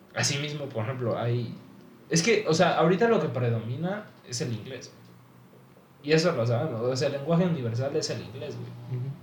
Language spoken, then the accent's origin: Spanish; Mexico; nosotros también como mexicanos